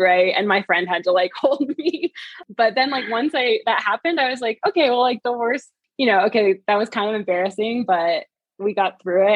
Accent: Vermont, United States; moved away as an adult; also born or lived in New York City; now in Park City, United States; I grew up in Vermont

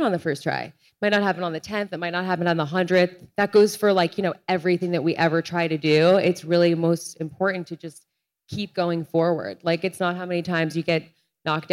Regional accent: Rhode Island, United States; I'm from Rhode Island. The street my parents live on is literally called Olivia Culpo Way

